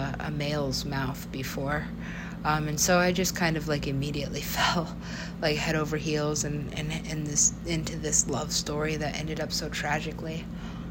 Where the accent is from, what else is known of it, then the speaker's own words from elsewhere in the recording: United States; I am an American